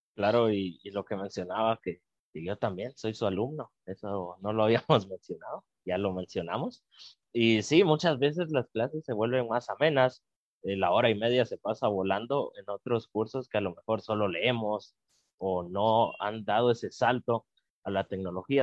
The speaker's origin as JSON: {"language": "Spanish", "country": "Guatemala"}